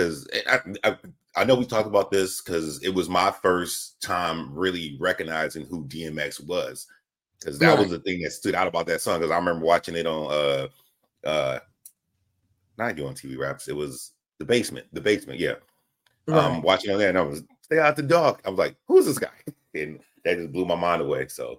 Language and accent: English; the South, United States; I'm from the South, so I always remember the remix with ….